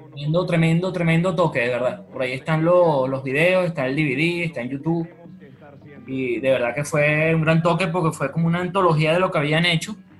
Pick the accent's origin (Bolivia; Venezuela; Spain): Venezuela; Caracas, Capital District; nos identifica como caraqueños, como venezolanos